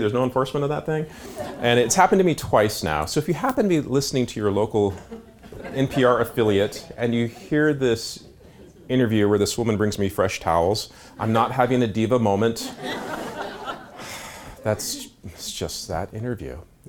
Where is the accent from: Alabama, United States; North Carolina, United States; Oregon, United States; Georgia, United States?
Oregon, United States; Ashland; But if you happen to be growing up in Ashland, Oregon in the late 60s, early 70s, we were blessed or cursed to only have one television channel.